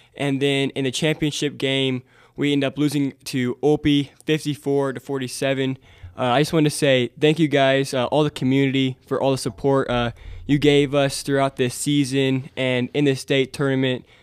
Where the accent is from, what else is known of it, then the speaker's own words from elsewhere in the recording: Montezuma, Kansas, United States; growing up in Montezuma